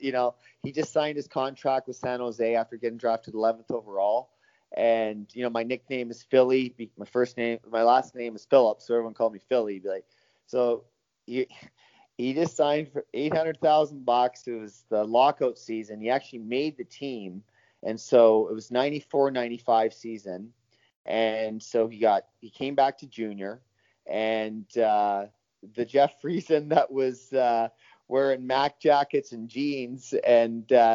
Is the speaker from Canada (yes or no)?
yes; North Vancouver, British Columbia, Canada; Paul and I grew up together in North Vancouver